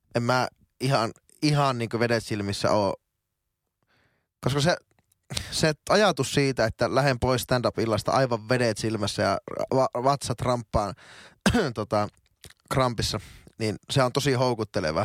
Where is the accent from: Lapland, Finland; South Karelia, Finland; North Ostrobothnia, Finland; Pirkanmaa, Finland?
North Ostrobothnia, Finland; Oulu; moved away as an adult; now in Helsinki, Finland; mä oon teille aina oululainen kaveri